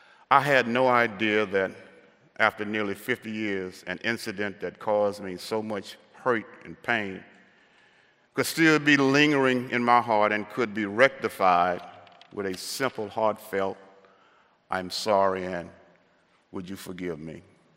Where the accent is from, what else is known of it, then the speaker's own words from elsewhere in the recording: the South, United States; growing up in the South, how did I cope with the racism and how did I escape?